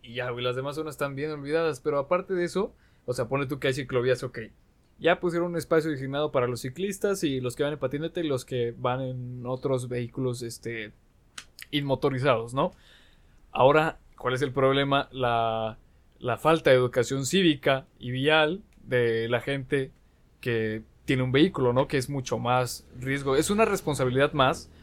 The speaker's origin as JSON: {"language": "Spanish", "region": "Aguascalientes", "country": "Mexico", "said": "los que somos de aquí de Aguascalientes"}